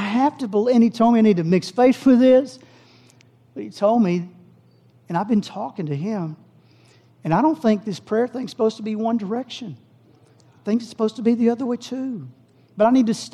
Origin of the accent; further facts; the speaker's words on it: Howe, Texas, United States; I grew up in Howe. My family raised us in Howe, Texas, next little town